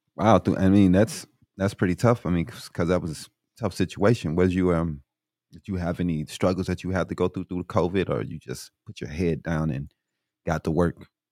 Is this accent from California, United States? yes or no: no; Illinois, United States; now in Arizona, United States; I'm from Illinois myself